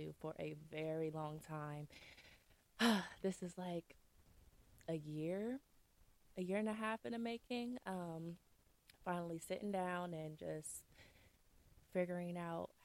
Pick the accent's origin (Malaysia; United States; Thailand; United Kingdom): United States; Columbus, Ohio; also born or lived in Canton, Ohio; I'm originally from Canton, Ohio. I moved to Columbus when I was super, super young. Grew up